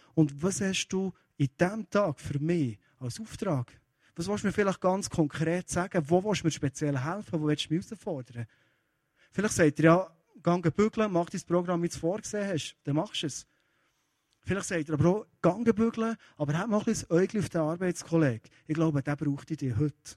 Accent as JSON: {"language": "German", "town": "Kiel", "region": "Schleswig-Holstein", "country": "Germany", "tie": "born or raised there", "said": "Ich bin in Kiel aufgewachsen"}